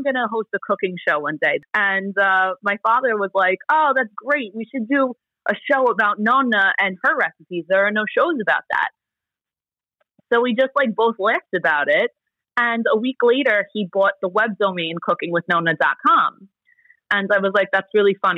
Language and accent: English; New York City, New York, United States; first language Italian; English is a second language; I grew up in Bensonhurst